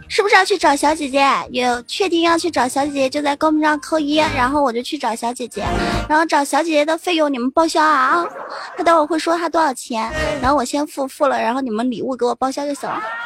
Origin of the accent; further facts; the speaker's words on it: Fujian, China; 我是福建的，对。啊，嗯，对，对，对，我是福建的。我的，我的闽南语是不是特别，特别地标准？其实有时候我也觉得我的闽南语实在是太标准了